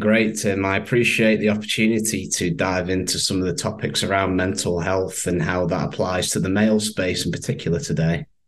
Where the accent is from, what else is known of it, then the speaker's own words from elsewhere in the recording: Manchester, North West England, United Kingdom; accent: northern twang; I'm based in the UK, from Manchester. What we would say over here is they've got quite a lovely northern twang. And I grew up here all my life